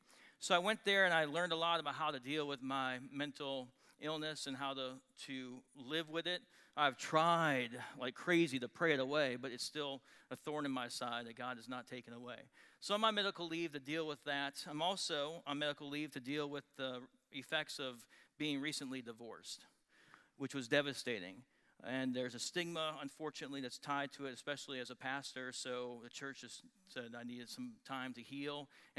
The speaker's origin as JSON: {"language": "English", "region": "Wisconsin", "country": "United States", "tie": "born or raised there", "lives_now": "Texas, United States", "said": "So I'm born and raised in Wisconsin. I'm a cheesehead, although I've never actually worn a cheese hat on my head."}